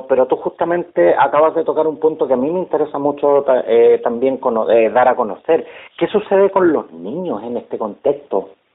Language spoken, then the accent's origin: Spanish; Chile